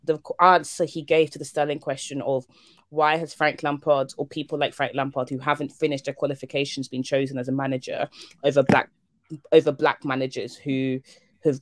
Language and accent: English; Germany; now in United Kingdom; I came here from Germany, and I was trying to find like ways to connect with like the British, and like I grew up watching football in Germany